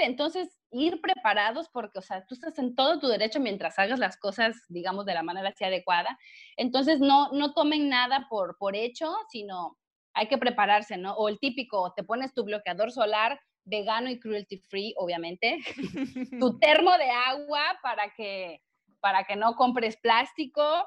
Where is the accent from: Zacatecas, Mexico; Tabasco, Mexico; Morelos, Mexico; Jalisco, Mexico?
Tabasco, Mexico; Villahermosa; moved away as an adult; also born or lived in Monterrey, Nuevo León / Puebla; yo soy de Villahermosa, Tabasco